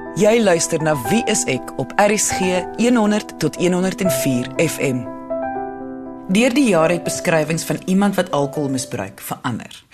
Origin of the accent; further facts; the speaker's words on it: South Africa; ons almal, veral as Suid-Afrikaners